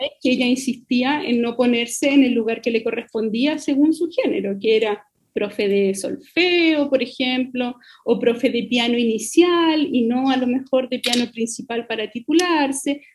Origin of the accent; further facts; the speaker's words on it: Melipilla, Santiago Metropolitan Region, Chile; cuando yo era chica, yo, yo soy de Melipilla